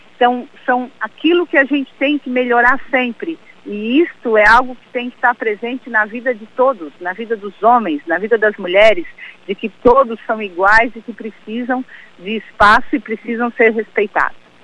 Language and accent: Portuguese; Araranguá, Santa Catarina, Brazil; also born or lived in Timbé do Sul / Florianópolis; now in São José, Brazil; Eu tive o, o, uma infância na cidade de Araranguá, fui com seis meses para Araranguá, fiz toda a minha adolescência e estudei também na cidade